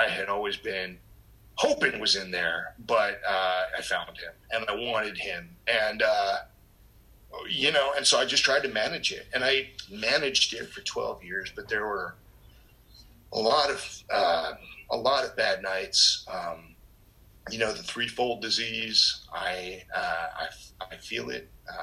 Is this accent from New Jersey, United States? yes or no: yes; New Jersey, United States; I'm born and raised in North Jersey.